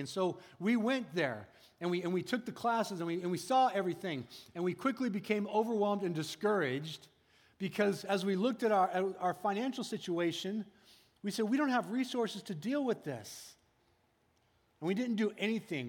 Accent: United States; as American people

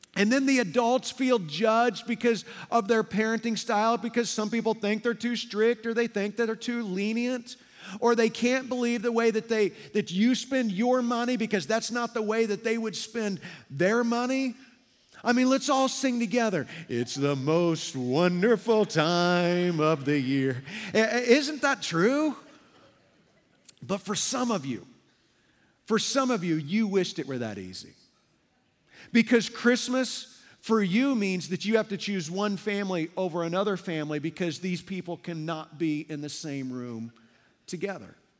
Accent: Midwest, United States; moved away as an adult; now in Las Vegas, United States; Darla and I have lived in Las Vegas for over twenty-five years, but we're both from the Midwest

